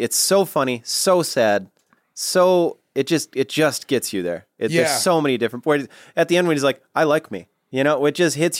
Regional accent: Midwest, United States; I'm from the Midwest.

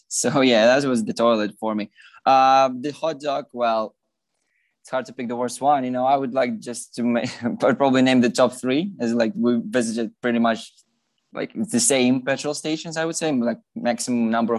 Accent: Ukraine; as I grew up in Ukraine

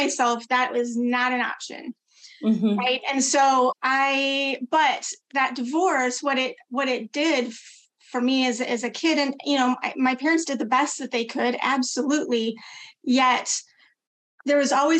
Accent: Midwest, United States; I was born and raised in the Midwest, you know, Midwest girl, rural community

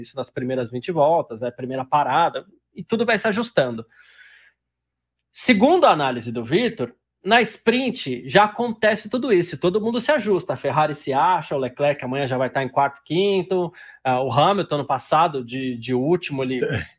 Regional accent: São Paulo, Brazil; eu sou de São Paulo

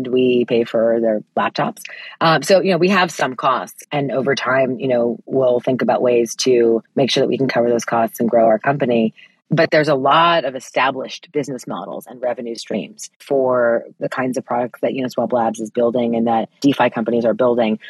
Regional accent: United States; for me as an American

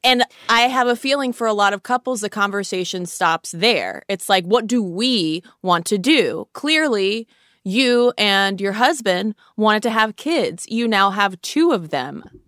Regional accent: United States; we, as, as an American culture

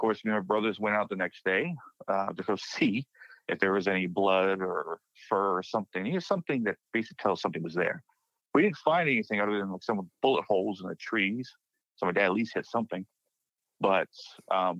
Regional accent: Blanco, Texas, United States; moved away; the ranch I grew up on is in Blanco, Texas. Small town, population of 1,500 when I left it.

